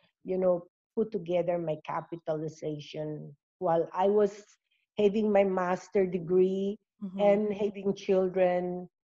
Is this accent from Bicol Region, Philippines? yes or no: yes; Bicol Region, Philippines; we are from Bicol.